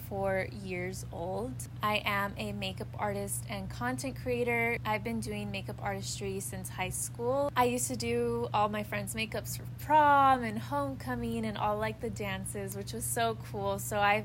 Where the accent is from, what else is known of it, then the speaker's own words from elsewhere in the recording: Los Angeles, California, United States; accent: American; I am from California. I was born in Los Angeles, literally in the city of Los Angeles